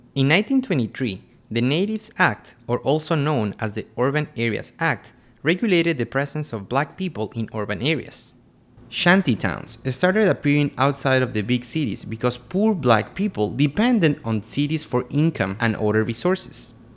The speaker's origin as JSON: {"language": "English", "town": "Quito", "region": "Pichincha", "country": "Ecuador", "said": "I'm from Quito, Ecuador"}